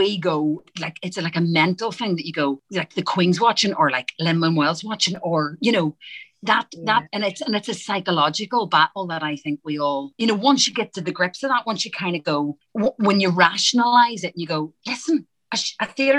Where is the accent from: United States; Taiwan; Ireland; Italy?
Ireland; because I'm Irish, the American accent's easier than it is for an English, my English accent.